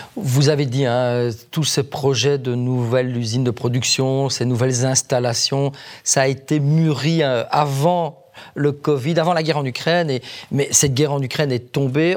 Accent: Wallonia, Belgium; chez nous en Wallonie

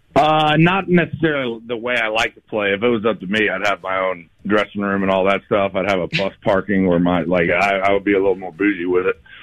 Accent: Daytona Beach, Florida, United States; I grew up in Daytona

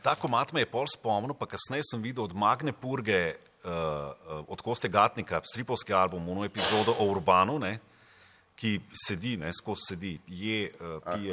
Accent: Nazarje, Savinjska, Slovenia; jaz sem doma iz Nazarja

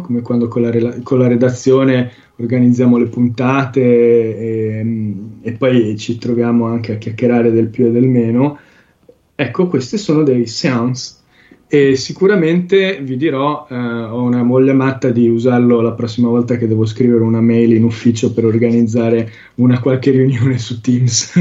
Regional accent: Sicily, Italy; sono siciliano fondamentalmente

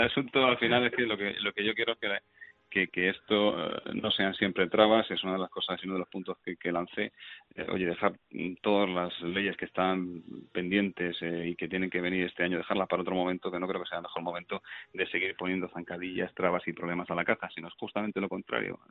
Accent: Navalcarnero, Community of Madrid, Spain; yo soy de Navalcarnero

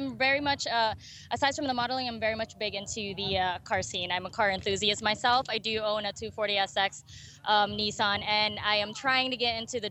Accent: New Jersey, United States; moved away as an adult; now in West Coast, United States; I'm originally from the East Coast, New Jersey. New Jersey!

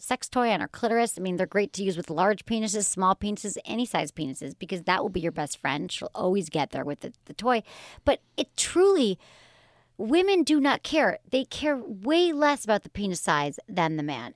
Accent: Michigan, United States; I grew up in Michigan.

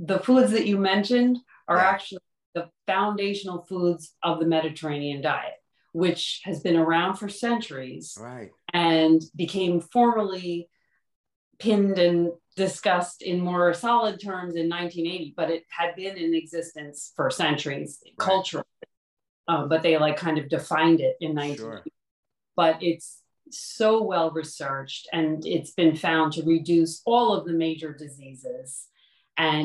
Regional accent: Huntington, New York, United States; moved away as an adult; grew up here and then came back.

